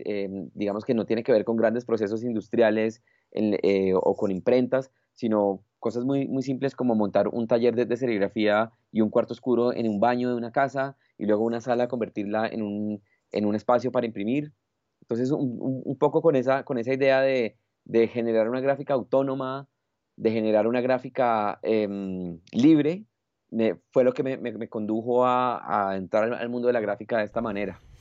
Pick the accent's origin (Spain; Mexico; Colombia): Colombia; also born or lived in Bogotá; es un privilegio como colombiano